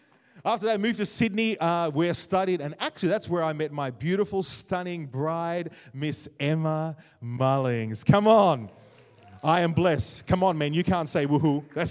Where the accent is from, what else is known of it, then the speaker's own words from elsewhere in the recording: Jamaica; Growing up in Jamaica, it was fun as well